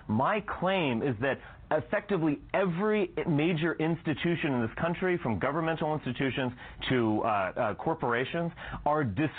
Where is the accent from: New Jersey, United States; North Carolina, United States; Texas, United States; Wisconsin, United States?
Texas, United States; Dallas; I grew up in Texas.